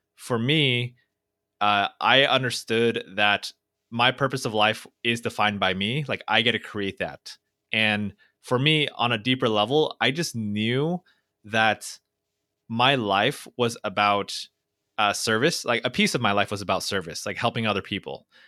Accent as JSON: {"language": "English", "town": "Fountain Valley", "region": "California", "country": "United States", "tie": "born or raised there", "said": "I grew up in Orange County, California, uh, in this tiny little town called Fountain Valley"}